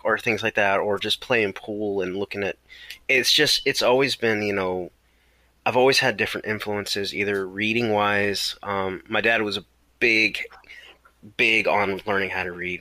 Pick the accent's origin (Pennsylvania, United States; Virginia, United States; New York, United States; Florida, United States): Florida, United States; Palatka; I grew up in Florida in uh, near St. Augustine, small town called Palatka